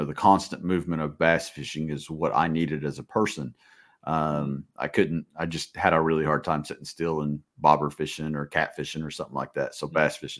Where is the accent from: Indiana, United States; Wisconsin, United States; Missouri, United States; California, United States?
Indiana, United States; we're from Indiana too.